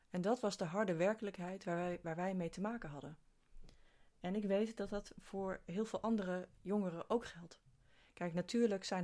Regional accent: East Netherlands, Netherlands; vanuit de plek waar ik eh, ben opgegroeid, vanuit het oosten van het land.

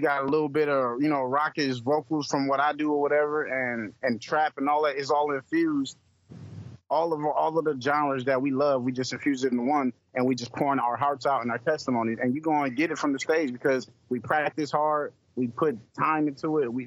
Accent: Hartford, Connecticut, United States; also born or lived in Columbus, Ohio; now in Houston, United States; I'm originally from Hartford, Connecticut

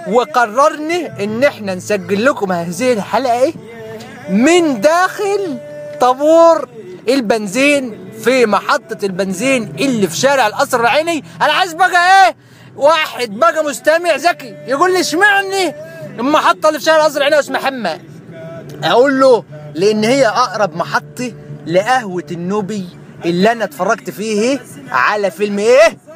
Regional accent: Kafr El Sheikh, Kafr El Sheikh Governorate, Egypt; عادي انا من كفر الشيخ بس بقول ان انا دايما من القاهره الحبيب

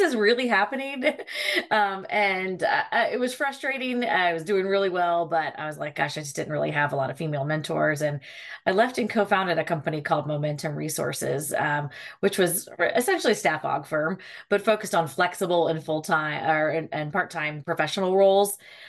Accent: Charlottesville, Virginia, United States; now in Alexandria, United States; Yeah, I'm actually from Charlottesville, Virginia, Central Virginia. My parents had nothing to do with the university. We are just townies.

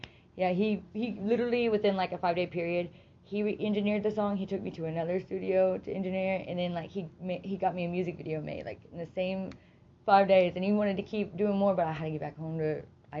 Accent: Broken Arrow, Oklahoma, United States; also born or lived in Ada, Oklahoma / Tulsa, Oklahoma; But I stay here in Tulsa. I grew up in Tulsa. Well, Broken Arrow.

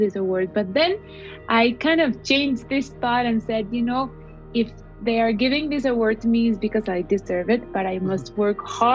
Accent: Cali, Valle del Cauca, Colombia; English is a second language; I went to my hometown city in Colombia, to Cali

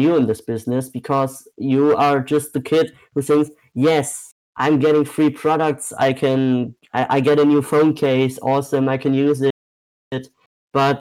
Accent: Germany; I'm from Germany.

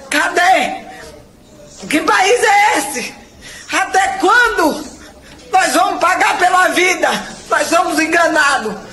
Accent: Brazil; Eu sou brasileira e tenho orgulho de ser brasileira.

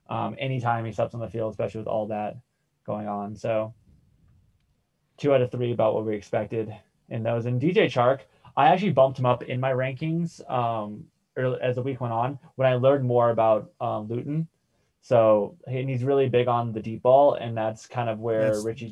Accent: Sarasota, Florida, United States; my hometown, Sarasota, Florida.

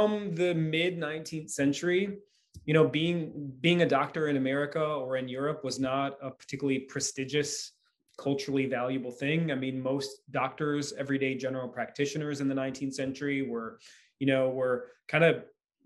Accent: Michigan, United States; moved away; I'm from Michigan originally

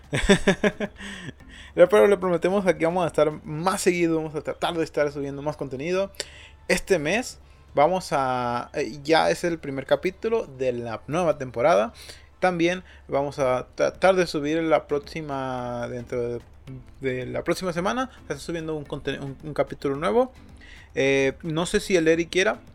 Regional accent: Mazatlán, Sinaloa, Mexico; yo soy de Mazatlán

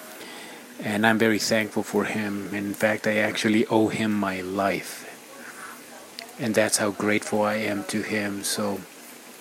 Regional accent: Ecuador; moved away; my home country in Ecuador, South America

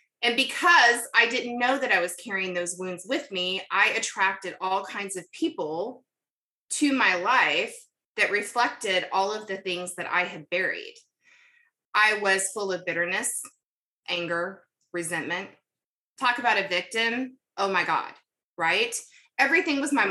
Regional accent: North Carolina, United States; also born or lived in Kentucky; We moved to North Carolina when I was about 10 from Kentucky, where I was born.

